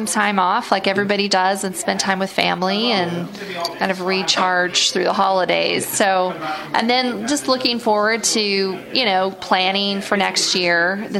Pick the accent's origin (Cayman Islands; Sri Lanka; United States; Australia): United States; Utah; In my home state of Utah.